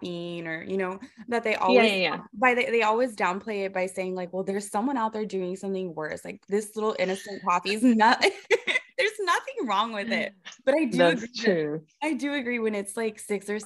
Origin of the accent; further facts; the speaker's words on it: Rio Grande Valley, Texas, United States; we're both from the Rio Grande Valley